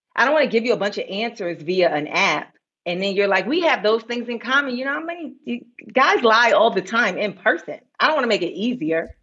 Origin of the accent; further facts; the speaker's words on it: New York, United States; I grew up in New York